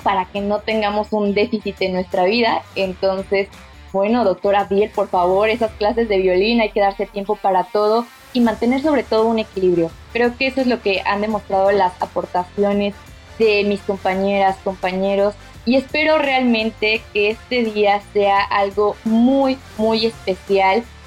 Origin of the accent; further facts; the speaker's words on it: Veracruz, Mexico; soy jarocha. Mi infancia la viví en Veracruz, al lado del mar.